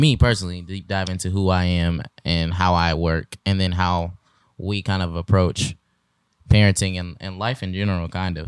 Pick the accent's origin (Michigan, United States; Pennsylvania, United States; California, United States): Michigan, United States; moved away; we are relocating and transitioning to Michigan, back to our home state